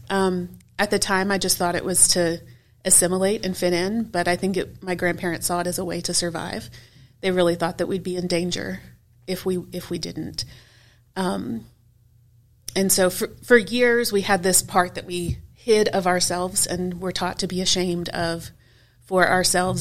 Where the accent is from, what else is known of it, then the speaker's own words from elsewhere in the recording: Houston, Texas, United States; moved away as an adult; now in Memphis, United States; I grew up in Houston, Texas, kind of on the south side of town